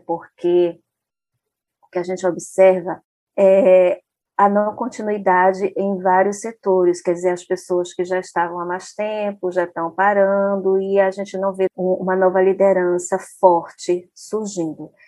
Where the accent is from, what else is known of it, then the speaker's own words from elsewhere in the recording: Porto Velho, Rondônia, Brazil; lá na minha cidade, Porto Velho, Rondônia